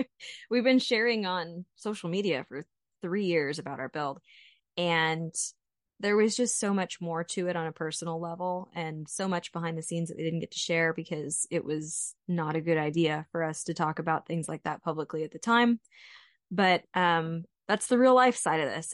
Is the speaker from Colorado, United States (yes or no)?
no; Central Texas, United States; moved away as an adult; also born or lived in Fayetteville; I grew up in Central Texas with a family that went to estate sales and garage sales and never bought anything new